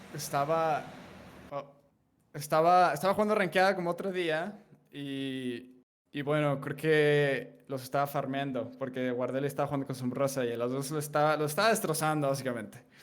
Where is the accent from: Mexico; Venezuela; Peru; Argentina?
Mexico; como soy de México